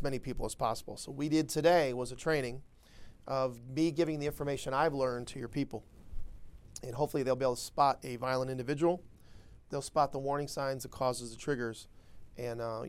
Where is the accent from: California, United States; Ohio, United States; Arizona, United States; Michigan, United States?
Ohio, United States; Aurora; also born or lived in Cleveland, Ohio; I was raised in Ohio. I was raised in Cleveland, grew up in Aurora, suburb of called Aurora.